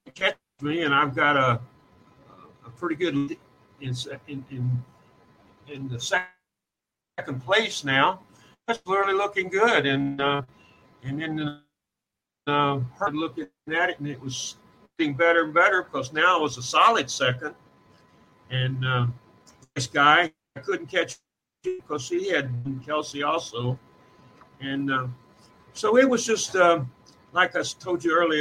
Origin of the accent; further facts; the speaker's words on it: Kentucky, United States; I'm from Kentucky